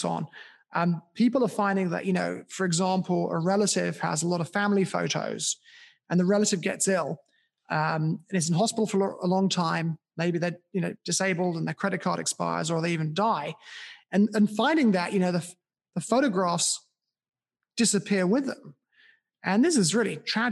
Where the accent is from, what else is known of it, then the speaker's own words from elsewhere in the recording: United Kingdom; my hometown. In my hometown in the UK